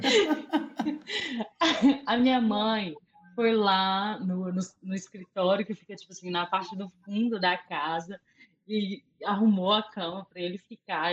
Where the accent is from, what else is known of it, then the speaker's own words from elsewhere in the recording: Açucena, Minas Gerais, Brazil; moved away; minha cidade natal, que é a Sucena